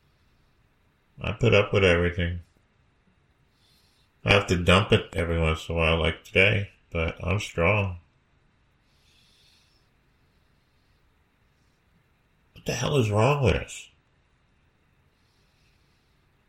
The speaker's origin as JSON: {"language": "English", "country": "United States", "tie": "born or raised there", "said": "I grew up in America"}